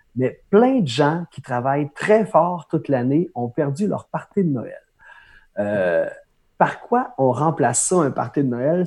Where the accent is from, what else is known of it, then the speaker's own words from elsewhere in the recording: Pointe-Bel, Quebec, Canada; première opportunité de faire un spectacle dans un petit bar de mon village natal à pointe bel